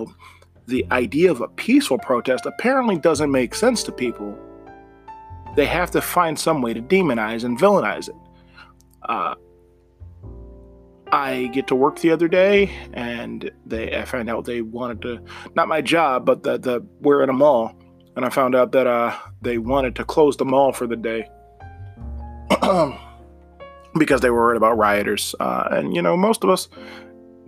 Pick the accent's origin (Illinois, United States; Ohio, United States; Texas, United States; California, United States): Ohio, United States; Ashtabula County; my hometown here of Ashtabula County